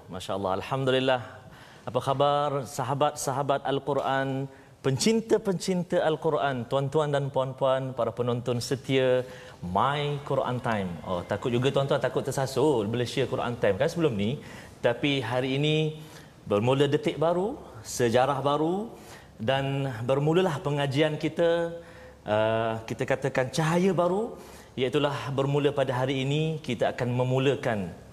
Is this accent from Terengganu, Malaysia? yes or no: yes; Terengganu, Malaysia; Dua-dua kami daripada negeri Terengganu